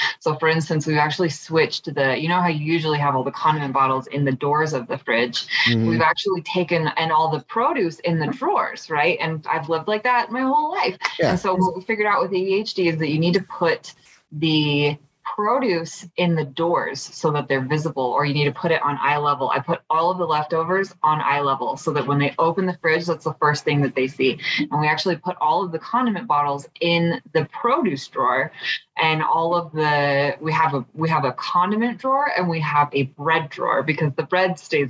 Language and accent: English; Utah, United States; I grew up in Utah